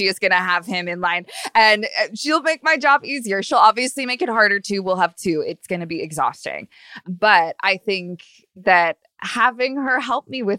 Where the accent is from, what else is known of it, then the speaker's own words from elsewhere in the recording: Long Beach, California, United States; now in Los Angeles, United States; I'm from Long Beach, Orange County, which is really sort of a whole different atmosphere.